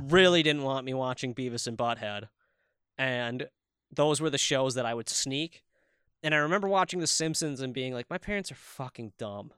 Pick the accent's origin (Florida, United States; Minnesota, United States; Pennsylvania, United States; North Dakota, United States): Minnesota, United States; accent: Minnesota; my Minnesota accent